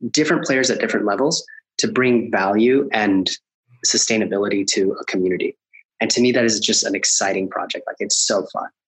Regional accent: Colombia; I'm I'm originally from Colombia and I see a lot of ambition and po- like possibility with with doing work with them in in South America.

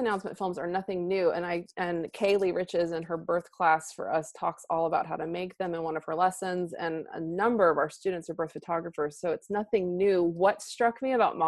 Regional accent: Texas, United States; I'm from Texas

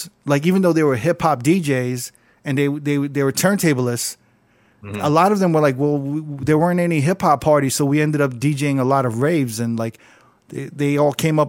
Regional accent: New York, United States; as a New Yorker

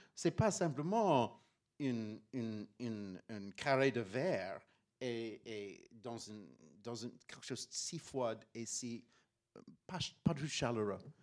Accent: Pittsburgh, Pennsylvania, United States; French is a second language; moved away as an adult; also born or lived in Paris; j'ai grandi à Pittsburgh, Pennsylvania

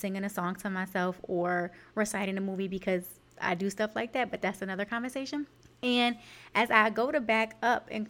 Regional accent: New York City, New York, United States; I am from Canarsie, New York, and our favorite pastime in the summer, or really anytime we were outside, was to people watch

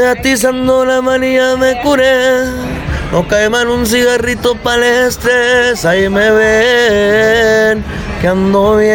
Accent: Sonora, Mexico; en México también, Sonora, yo soy de Sonora de ahí

